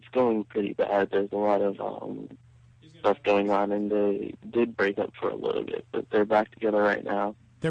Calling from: Atlanta, Georgia, United States; from Atlanta.

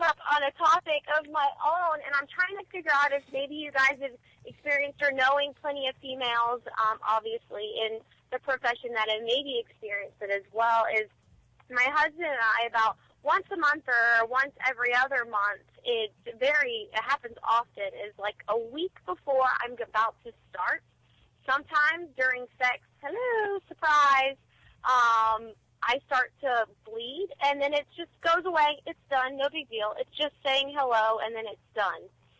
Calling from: Jacksonville, Florida, United States; Kind of in the Jacksonville area, I guess you could say.

